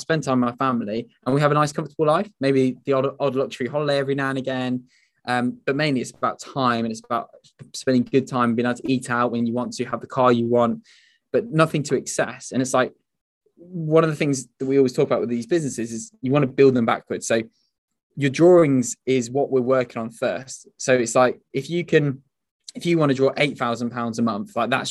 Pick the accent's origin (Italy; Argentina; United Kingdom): United Kingdom; the Northwest, North West England; we're both from the Northwest